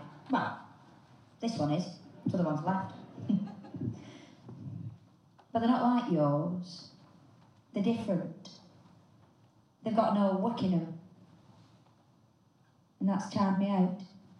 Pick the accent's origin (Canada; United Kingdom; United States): United Kingdom; Rotherham, Yorkshire and the Humber; But then again, I'm from Rotherham, so it's nice to be anywhere. You see, in Rotherham, we're not twinned with anywhere.